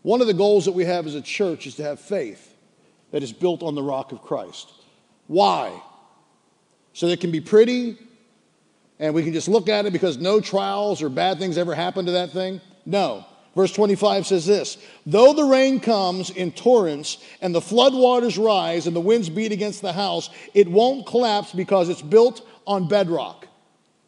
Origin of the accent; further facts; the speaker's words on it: Pittsburgh, Pennsylvania, United States; moved away as an adult; now in Delaware, United States; I was from Pittsburgh